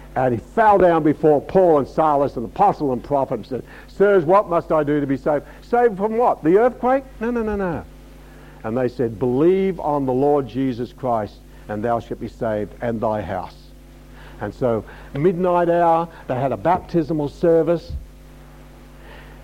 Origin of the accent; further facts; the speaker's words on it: Australia; being an Australian